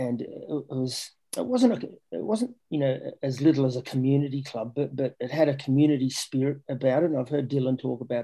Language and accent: English; Australia; moved away; also born or lived in England; Growing up in Australia, as a kid